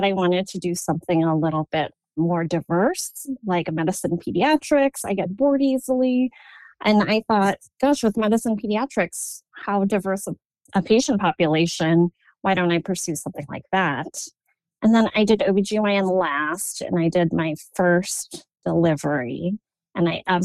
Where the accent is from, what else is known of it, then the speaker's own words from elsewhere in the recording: Chicago, Illinois, United States; moved away as an adult; also born or lived in New York City, United States; now in Portland, United States; I loved growing up in Chicago